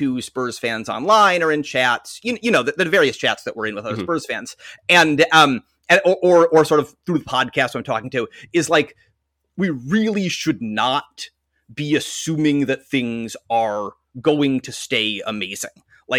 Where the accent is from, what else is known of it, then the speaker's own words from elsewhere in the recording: Western Massachusetts, United States; I grew up in Western Massachusetts.